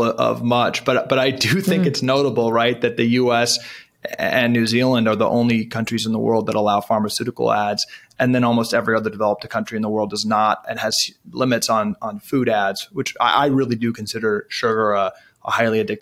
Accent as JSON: {"language": "English", "town": "Washington", "region": "District of Columbia", "country": "United States", "tie": "born or raised there", "said": "I grew up in Washington, D.C."}